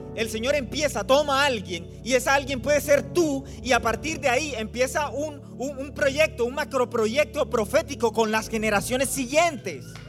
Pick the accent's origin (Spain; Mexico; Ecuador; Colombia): Colombia; Barranquilla, Atlántico; now in Phoenix, United States; Yo soy de Colombia, del norte de Colombia, en la ciudad de Barranquilla. Pero vivimos ahí en, Phoenix, en Arizona